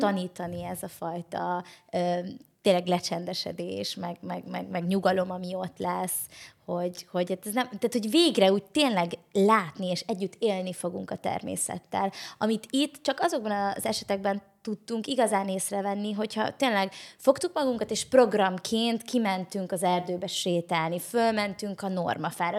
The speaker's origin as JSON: {"language": "Hungarian", "country": "Hungary", "tie": "born or raised there", "said": "Én vidéki lány vagyok"}